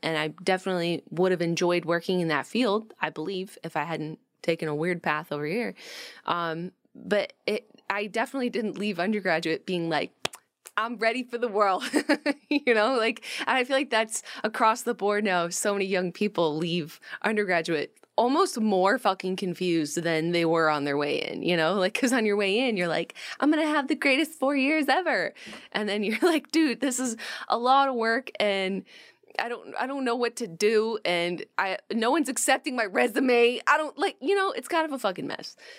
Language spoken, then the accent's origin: English; Rochester, New York, United States; When I was growing up in Rochester, New York, we didn't have like a lot of chain restaurants and stuff